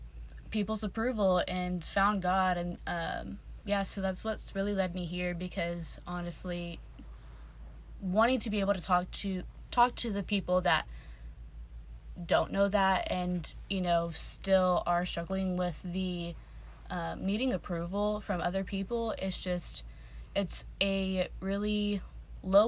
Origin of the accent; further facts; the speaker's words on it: Texas, United States; moved away as an adult; now in Birmingham, United States; I'm from Texas